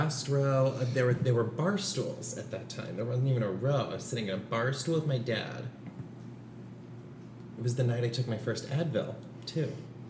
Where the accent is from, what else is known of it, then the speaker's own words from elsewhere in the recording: Thousand Oaks, California, United States; Thousand Oaks.